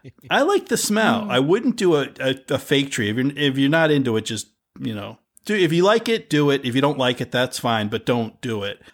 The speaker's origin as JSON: {"language": "English", "country": "United States", "tie": "born or raised there", "said": "growing up in America"}